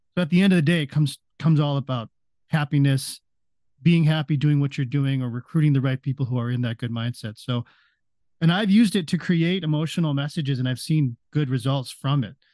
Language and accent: English; Las Vegas, Nevada, United States; it's in my hometown. I'm in Las Vegas, so it's right in my backyard.